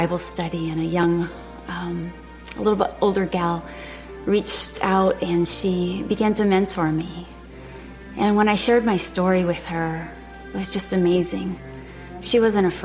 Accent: Michigan, United States; moved away as an adult; also born or lived in Texas; I'd gone to Texas A&M from my hometown in Michigan

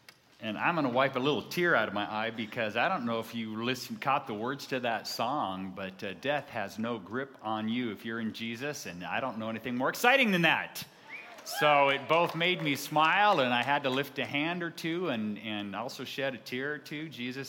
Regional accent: California, United States; I came from Southern California, and there was a church in our area that called themselves the Friendly Church.

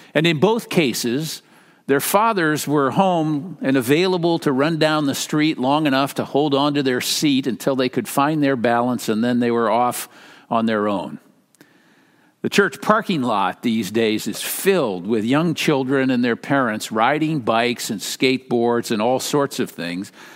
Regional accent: Minnesota, United States; moved away; I'm from Minnesota

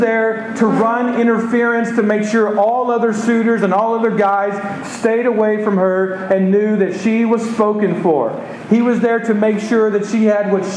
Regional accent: Texas, United States; I'm from Texas

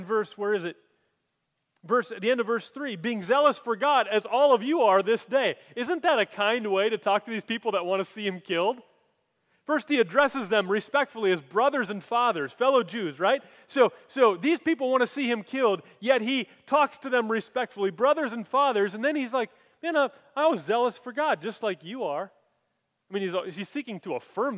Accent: Minnesota, United States; moved away; I came from Minnesota too

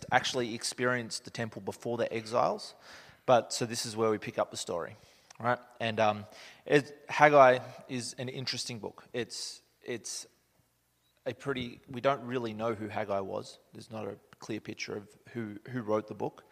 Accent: Australia; moved away as an adult; now in Canada; I'm from Australia. I've been upside down my whole life.

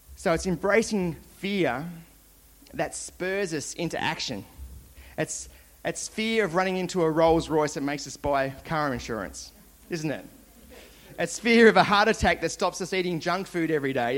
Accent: Launceston, Tasmania, Australia; I grew up in Launceston, Tasmania, where all good things come from

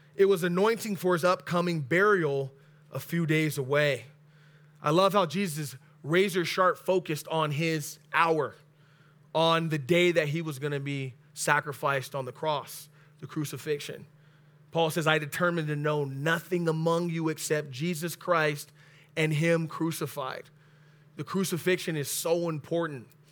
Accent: Oxnard, California, United States; I live in the west north side of Oxnard, but I was born and raised in Oxnard

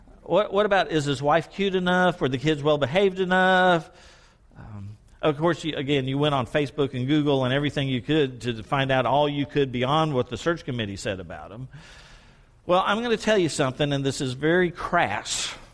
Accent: Sherman, Texas, United States; Pastor, when I grew up in Sherman, Texas, we went door to door 5:30 on Tuesday afternoons and knocked on every community door.

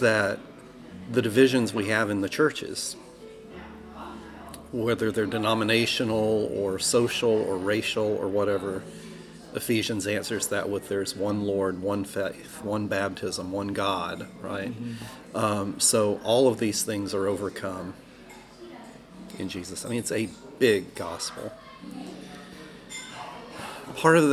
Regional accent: Alabama, United States; moved away; I grew up in Alabama

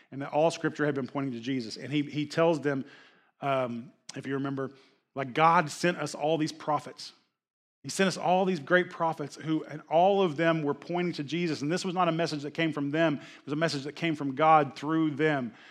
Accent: Oklahoma, United States; my attitude was like I came from Oklahoma. We have every type of weather and it changes every hour.

